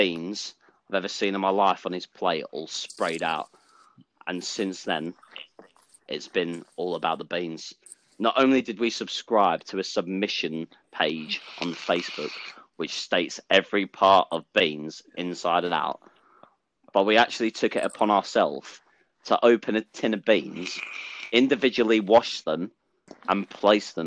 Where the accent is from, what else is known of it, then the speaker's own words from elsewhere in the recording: Essex, East of England, United Kingdom; I'm originally from Essex